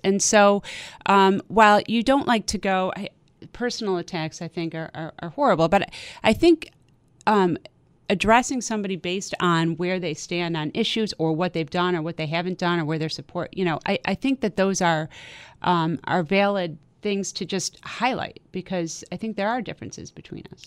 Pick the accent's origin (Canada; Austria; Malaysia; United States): United States; Amherst, New York; moved away as an adult; now in Hamburg, United States; I grew up in Amherst. My dad's a South Buffalo guy. Um, and I grew up in Amherst